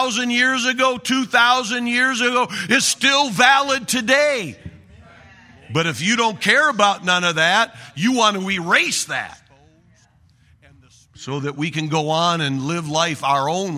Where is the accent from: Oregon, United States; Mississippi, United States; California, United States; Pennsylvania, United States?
Oregon, United States; I'm from Oregon.